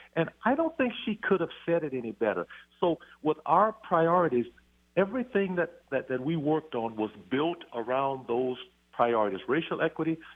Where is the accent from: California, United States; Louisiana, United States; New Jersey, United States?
Louisiana, United States; Robeline; moved away as an adult; also born or lived in Shreveport, Louisiana; now in Snohomish County, United States; our family was raised in a little town called Robeline, which is just 60 miles south of Shreveport